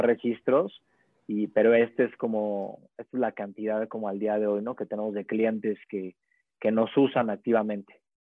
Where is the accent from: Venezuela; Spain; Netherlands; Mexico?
Mexico; Puebla; soy poblano 100%